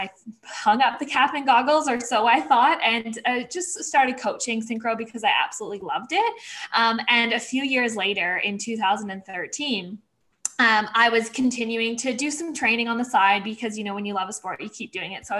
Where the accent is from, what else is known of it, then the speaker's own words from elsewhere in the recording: Vancouver, British Columbia, Canada; So I grew up in Vancouver, Canada.